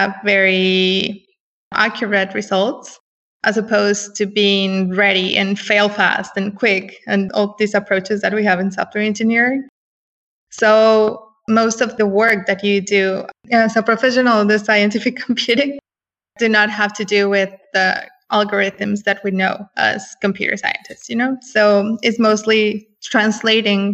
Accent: Mexico City, Mexico; now in San Francisco, United States; I was born and raised in Mexico City. I work in San Francisco right now.

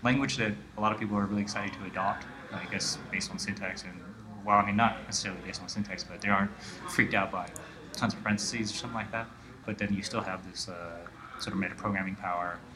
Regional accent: Honolulu, Hawaii, United States; I'm from Honolulu, Hawaii

